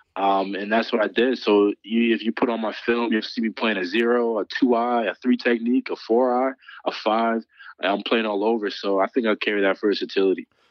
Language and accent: English; Morris Plains, New Jersey, United States; also born or lived in Philadelphia; growing up in Jersey